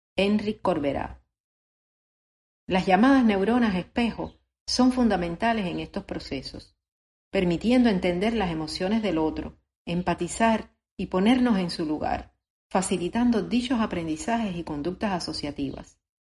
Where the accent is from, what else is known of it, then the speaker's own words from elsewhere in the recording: Cuba; Como cubano